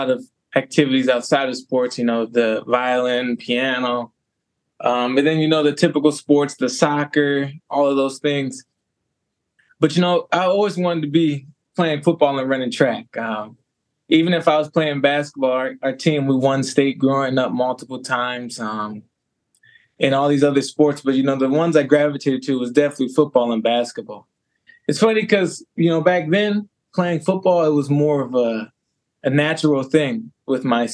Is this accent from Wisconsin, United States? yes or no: yes; Madison, Wisconsin, United States; also born or lived in Beloit, Wisconsin / Waunakee, Wisconsin / New Mexico; I was born in Madison. Raised in the Madison area as well.